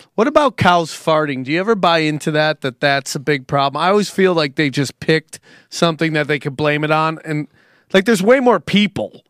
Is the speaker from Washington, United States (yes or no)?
no; Cortland, New York, United States; moved away; I'm from Cortland, New York, which is is Pennsylvania and Cortland are same kind of country. You know what I'm saying? I got ton- I have tons of cows in my hometown